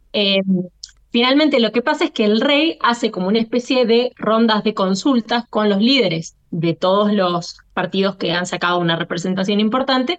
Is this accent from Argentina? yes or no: yes; Argentina; yo me siento argentina antes que descendiente de libaneses o españoles